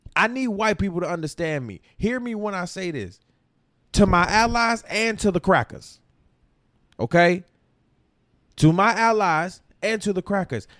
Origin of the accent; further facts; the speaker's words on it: Florida, United States; moved away; also born or lived in Grand Rapids, Michigan; I'm from Florida.